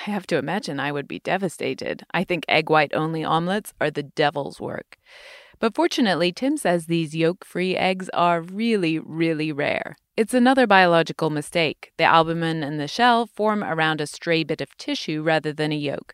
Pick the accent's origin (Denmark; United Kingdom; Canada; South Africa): United Kingdom; moved away; my home country, the U K